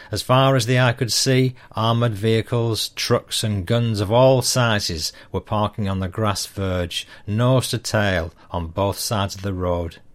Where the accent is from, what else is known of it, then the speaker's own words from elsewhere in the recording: Yorkshire and the Humber, United Kingdom; I say British because although I'm a Yorkshireman